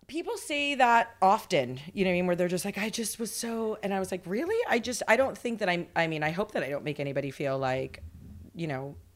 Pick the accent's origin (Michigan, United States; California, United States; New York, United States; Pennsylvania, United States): New York, United States; Long Island; also born or lived in Las Vegas; I was born in Long Island, New York. And then uh, I lived there till I was, well, actually, there was a little hiatus where we moved to Vegas for like three years.